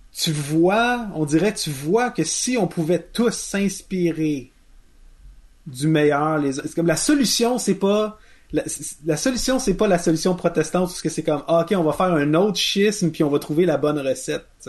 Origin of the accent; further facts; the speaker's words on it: Quebec, Canada; on est passé de Canadien-Français à Québécois